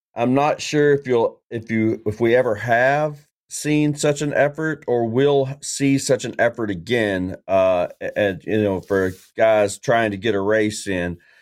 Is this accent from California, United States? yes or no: no; Tennessee, United States; I'm from Tennessee